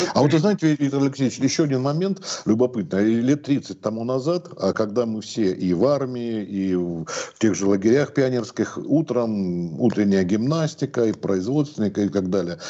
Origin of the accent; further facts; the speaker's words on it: Krasnodar Krai, Russia; я вот из Краснодарского края